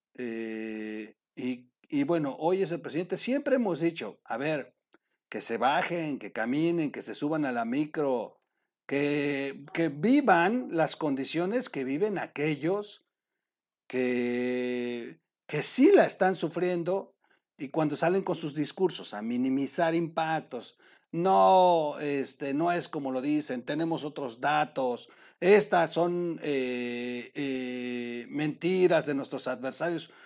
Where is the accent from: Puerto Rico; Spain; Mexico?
Mexico; como mexicanos